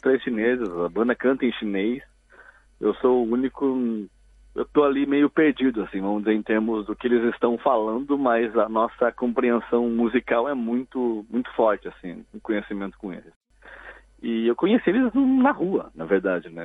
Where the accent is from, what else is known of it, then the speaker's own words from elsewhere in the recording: Curitiba, Paraná, Brazil; moved away as an adult; eu sou de Curitiba, então lá eu toquei em cerca de umas três ou quatro bandas desse período dos 14 até eu me mudar para cá quando eu tinha uns 24 anos